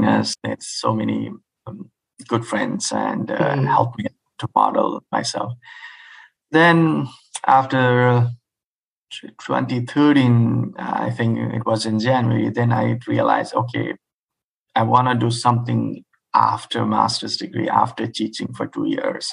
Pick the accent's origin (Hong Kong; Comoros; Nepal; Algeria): Nepal; moved away as an adult; also born or lived in India; now in United States; I come from Nepal, which is all the way, I think, 12 hours away of us, ahead of us.